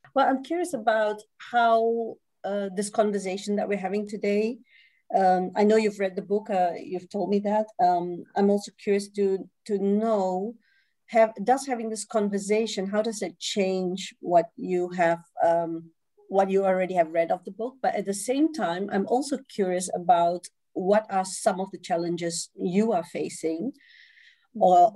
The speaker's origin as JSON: {"language": "English", "country": "Singapore", "tie": "born or raised there", "also_born_or_lived": "Malaysia", "moved": "as an adult", "lives_now": "Netherlands", "said": "I come originally from uh, Singapore. I grew up in Singapore I'm, I, and I um, was born in Malaysia."}